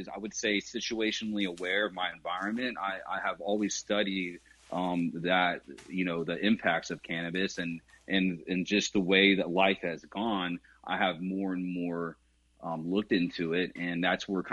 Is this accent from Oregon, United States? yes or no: no; California, United States; I grew up in California